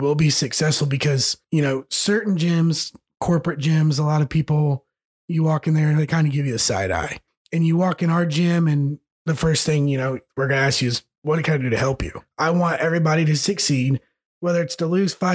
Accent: United States; grew up in Greene County, which is a bunch of little towns put together

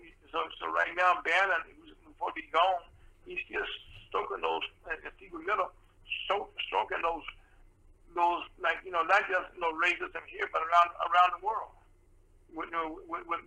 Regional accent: the South, United States; I'm from the South myself

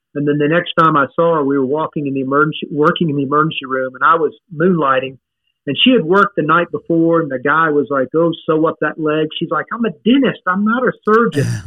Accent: Baton Rouge, Louisiana, United States; born or raised there; also born or lived in Michigan

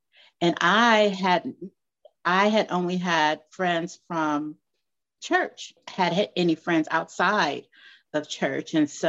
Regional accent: Los Angeles, California, United States; moved away as an adult; also born or lived in Miami / Missouri; born and raised in Los Angeles, California. I have lived in several states

